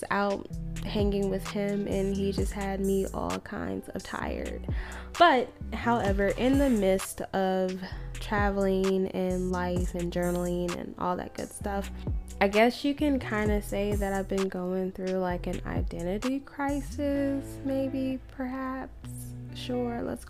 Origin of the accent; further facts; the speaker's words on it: Maryland, Virginia, DMV area, United States; moved away; I'm known to be from Maryland, Virginia, the DMV area